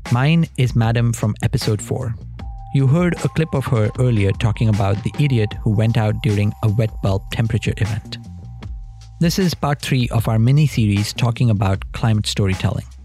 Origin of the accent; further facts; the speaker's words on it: India; now in United Kingdom; I come from India. I grew up there. I now live in the UK.